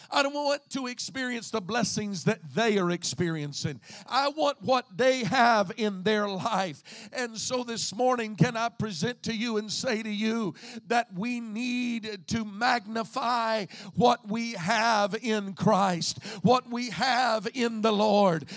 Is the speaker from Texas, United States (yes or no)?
yes; Southeast Texas, United States; moved away as an adult; now in Indiana, United States; I, being born and raised in Southeast Texas, would have never believed that I would have ever lived anywhere but Southeast Texas